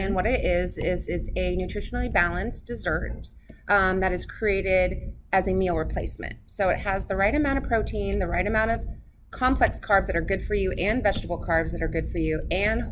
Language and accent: English; Northern California, United States; moved away as an adult; also born or lived in Redding, California; now in Shreveport, United States; I am from Northern California, whereabouts of Redding. And I grew up more on the West Coast towards the ocean, but moved to Redding